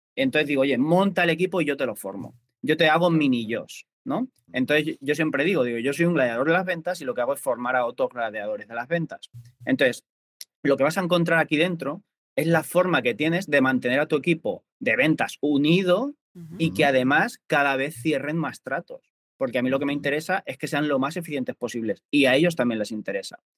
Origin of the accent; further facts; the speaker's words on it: Albacete, Castilla-La Mancha, Spain; now in Mallorca, Spain; yo soy de Albacete, pero vivo en Mallorca